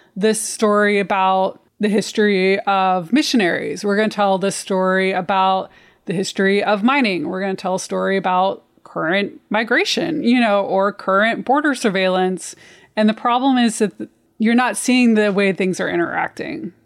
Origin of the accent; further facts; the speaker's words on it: Missouri, United States; also born or lived in Ozarks; now in Detroit, United States; I grew up in Missouri, a really rural part of Missouri